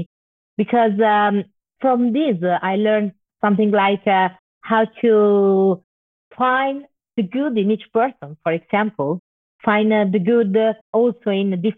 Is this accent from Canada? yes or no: no; Turin, Piedmont, Italy; I was born in Turin, in the north of Italy. Turin is a quite big city, but I grew up in a working class neighborhood.